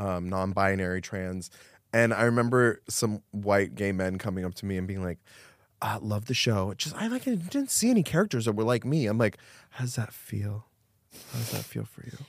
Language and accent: English; Miami, Florida, United States; moved away; also born or lived in New York; I grew up in Miami